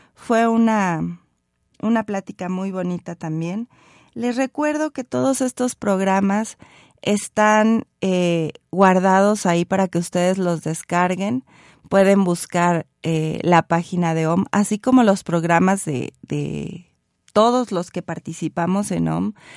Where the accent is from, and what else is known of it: Mexico